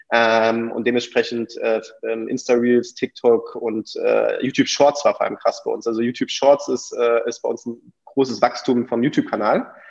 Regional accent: Belgium; die Holländer, ich bin, bin Belgier bin ich ein Fan.

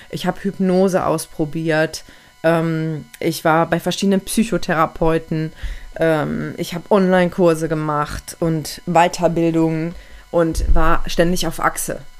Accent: Aachen, North Rhine-Westphalia, Germany; moved away; Und dann bin ich einige Monate später sogar weggezogen, habe meine Heimat verlassen, weil meine Partnerin über 700 Kilometer von meiner Heimatstadt Aachen entfernt wohnt.

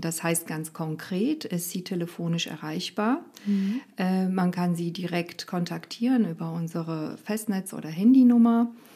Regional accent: Romania; also born or lived in Rhein-Lahn, Germany; now in Germany; ich bin in Rumänien aufgewachsen

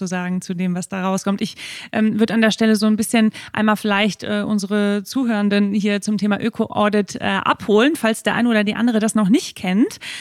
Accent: Hamburg, Germany; Ich komme aus der Stauhauptstadt Deutschlands, aus Hamburg

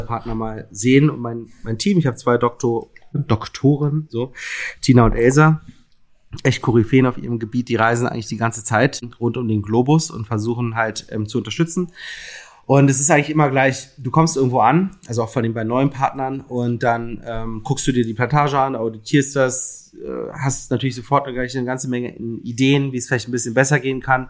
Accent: Berlin, Germany; also born or lived in Mainz / Lüneburg; ich bin ja Berliner, in Berlin geboren und äh, bis auf einen kleinen Zwischenstopp in Mainz

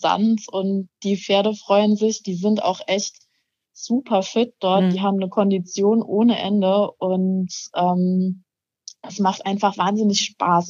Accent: Saarland, Germany; ich komme aus dem Saarland

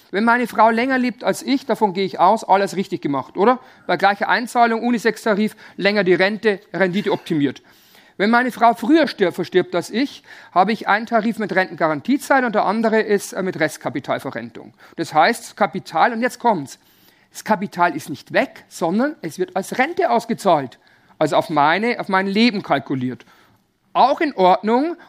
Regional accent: Bavaria, Germany; Also bei uns in Bayern sagt man wilde Ehe.

